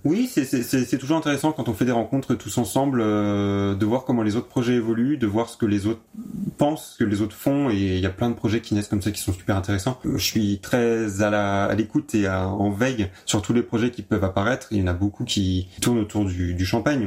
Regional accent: Hautvillers, Grand Est, France; J'ai grandi à Dauvillé avec ma famille

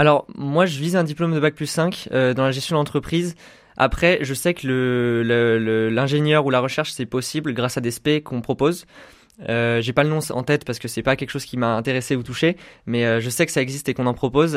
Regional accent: Chambéry, Auvergne-Rhône-Alpes, France; moved away as an adult; also born or lived in Roanne; now in Saint-Étienne, France; je suis de Chambéry, en fait. Euh, j'ai suivi un parcours euh, scolaire tout à Chambéry

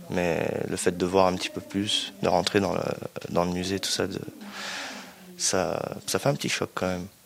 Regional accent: Nice, Provence-Alpes-Côte d'Azur, France; euh, Je viens de France, Nice.

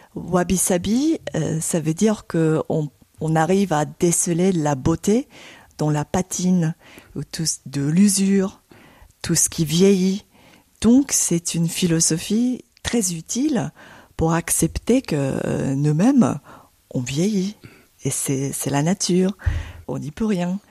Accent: Tokyo, Japan; French is a second language; moved away as an adult; now in Paris, France; redeviens tokyoïte, comme si j'avais jamais quitté ma ville natale

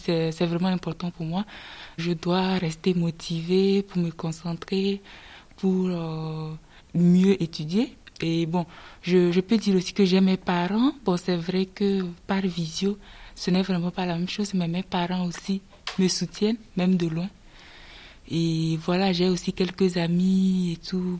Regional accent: Togo; moved away as an adult; now in France; je viens de d'Afrique, du Togo, et je me dis que euh, c'est pour mes études que je suis là

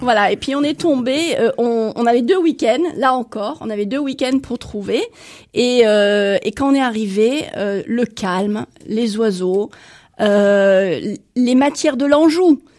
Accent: Netherlands; now in France; je suis néerlandaise

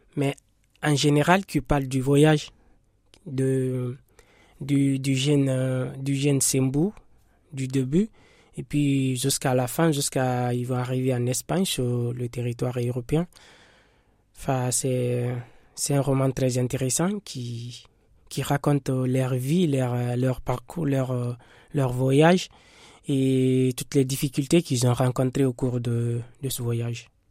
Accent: Guinea; now in France; je suis guinéen. Je suis en France, ça, fait deux ans.

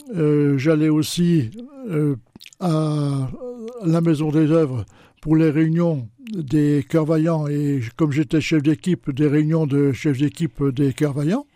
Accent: Châlons-en-Champagne, Grand Est, France; also born or lived in Latin America; je suis né à Chalon il y a déjà quelques années

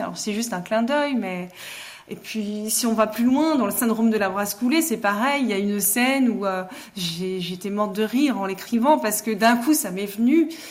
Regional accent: Mulhouse, Grand Est, France; je suis née à Mulhouse, euh, je suis une Alsacienne.

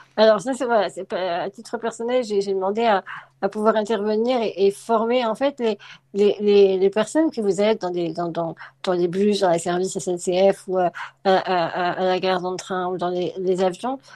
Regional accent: Lyon, Auvergne-Rhône-Alpes, France; moved away as an adult; also born or lived in Vénissieux / Drôme; Je suis née à Vénissieux, mais j'ai grandi à Lyon. au centre de Lyon

